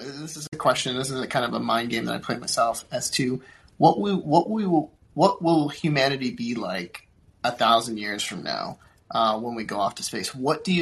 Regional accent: Florida, United States; also born or lived in Puerto Rico; I grew up in Florida

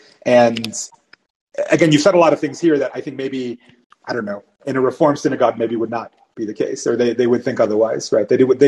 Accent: Miami, Florida, United States; English is a second language; now in Nevada, United States; I was raised in Miami, which was a total zoo of everything, right? Cubans, Haitian Creole, like, it was a Tower of Babel of people and cultures.

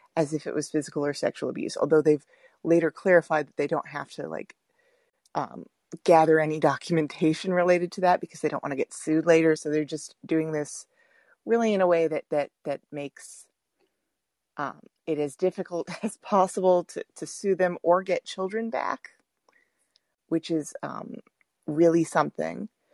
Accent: Texas, United States; I'm from Texas

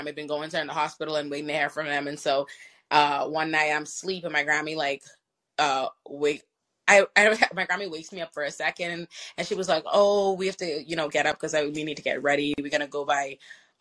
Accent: Nassau, New Providence, Bahamas; I'm from Nassau, the Bahamas.

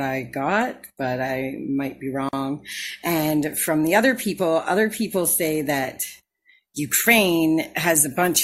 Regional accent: Canada; I'm from Canada

